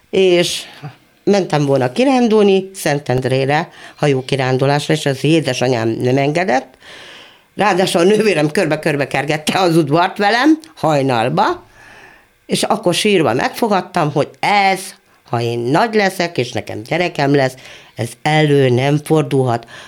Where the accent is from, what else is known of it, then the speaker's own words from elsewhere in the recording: Monor, Pest, Hungary; Ott születtem, ott lakom, és remélem még lakni is fogok egy darabig.